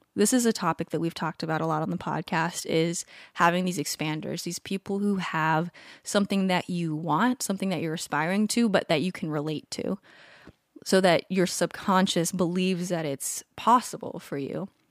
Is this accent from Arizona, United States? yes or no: no; Southern California, United States; I grew up in Southern California